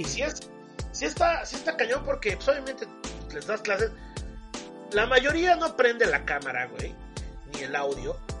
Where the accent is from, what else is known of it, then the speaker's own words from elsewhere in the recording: Puebla, Mexico; soy, soy de Puebla